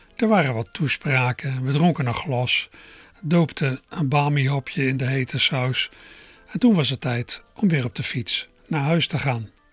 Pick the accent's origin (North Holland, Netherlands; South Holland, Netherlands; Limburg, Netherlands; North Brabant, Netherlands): South Holland, Netherlands; Berkel en Rodenrijs; moved away; also born or lived in Schiebroek, Rotterdam; ik vroeger in Berkel Rode reis heb gewoond